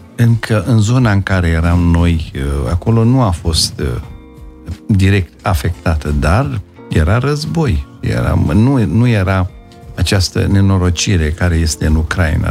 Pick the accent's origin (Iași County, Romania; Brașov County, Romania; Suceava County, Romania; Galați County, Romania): Brașov County, Romania; Brașov; also born or lived in Vaslui; am ajuns până la urmă în Brașov și toată educația mea, ca și a, um, școală primară, ca după aceea liceul, în liceul Andrei Șaguna, am făcut în Brașov.